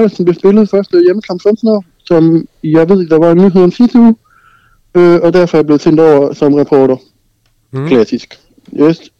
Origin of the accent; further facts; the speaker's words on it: Central Denmark Region, Denmark; Det, uh, ja, jeg er født og på Samsø.